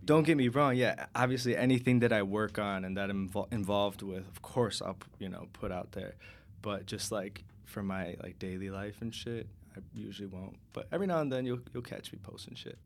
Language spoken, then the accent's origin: English; Berwyn, Illinois, United States; Abel and I grew up in Berwyn together, two blocks away from each other